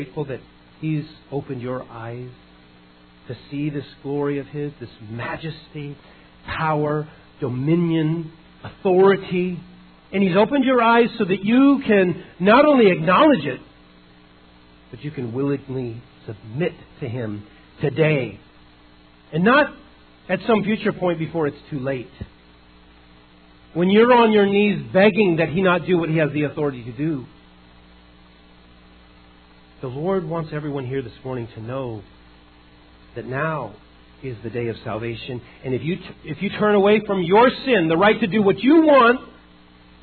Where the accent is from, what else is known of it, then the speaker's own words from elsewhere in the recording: Idaho, United States; moved away; also born or lived in California; I was a lake boy growing up in Idaho, came down to California